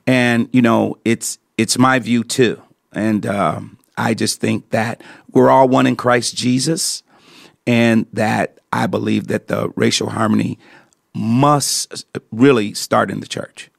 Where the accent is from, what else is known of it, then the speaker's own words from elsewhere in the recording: Detroit, Michigan, United States; I grew up, uh, in Detroit, Michigan